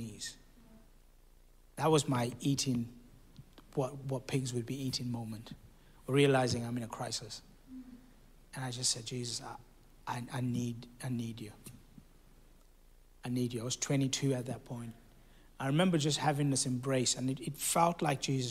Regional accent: South Africa; This is in South Africa. I'm South African

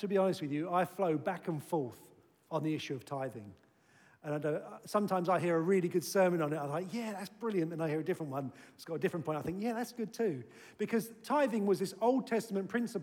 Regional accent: United Kingdom; we're British

